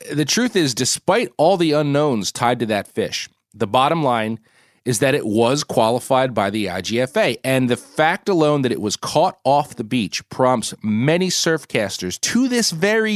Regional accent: New Jersey, United States; my home state of New Jersey

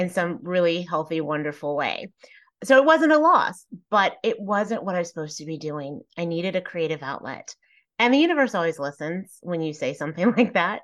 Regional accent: Plano, Texas, United States; I was raised in Plano, Texas, which at the time was not very diverse.

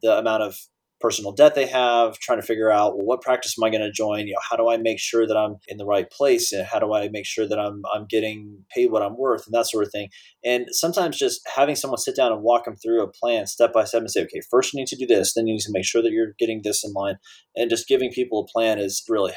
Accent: Dallas, Texas, United States; moved away as an adult; I grew up in Dallas with the Cowboys teams of the early 90s

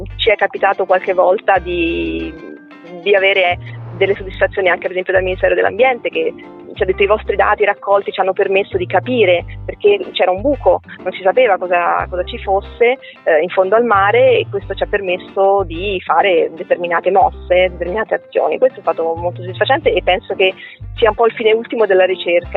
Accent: Milan, Lombardy, Italy; also born or lived in Rome; now in Venice, Italy; io sono nata a Milano

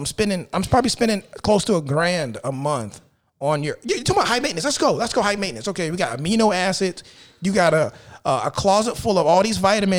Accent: the South, United States; I come from the South.

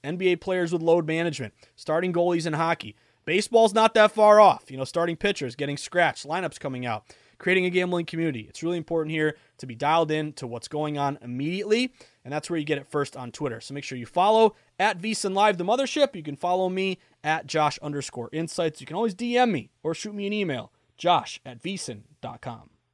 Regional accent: Massachusetts, United States; also born or lived in Vermont; Massachusetts, my home state where I was born and raised, went off to college at U V M, came back to Boston when I was twenty

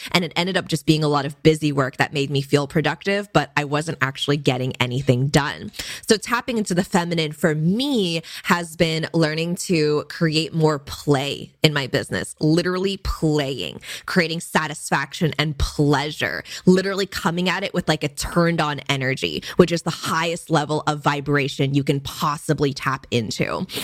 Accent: Bay Area, California, United States; my parents did immigrate from Hong Kong for college and so I was born in the Bay Area in California

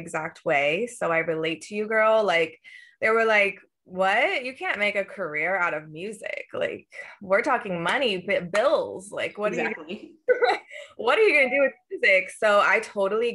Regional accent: Southern California, United States; moved away; also born or lived in Boston; growing up in Southern California

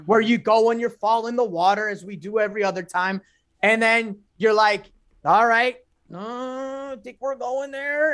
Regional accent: Chicago, Illinois, United States; I'm from the North Side.

